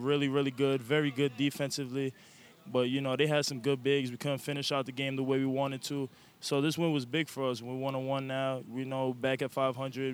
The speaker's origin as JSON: {"language": "English", "town": "New York City", "region": "New York", "country": "United States", "tie": "born or raised there", "said": "I was born in the Bronx."}